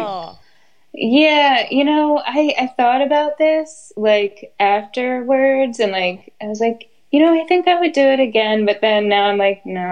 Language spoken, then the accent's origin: English; New Jersey, United States; I'm actually from Jersey